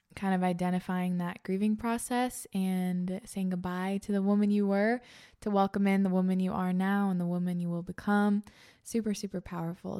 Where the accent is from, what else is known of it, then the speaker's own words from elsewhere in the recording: East Coast, United States; also born or lived in Pacific Northwest; now in Iowa, United States; I grew up on the East Coast.